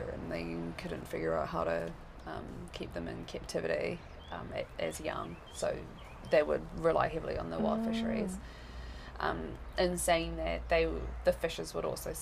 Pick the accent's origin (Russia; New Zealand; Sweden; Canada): New Zealand; Whangarei, Northland; also born or lived in Tokyo, Japan; growing up in New Zealand, we weren't really encouraged to speak any other language except English.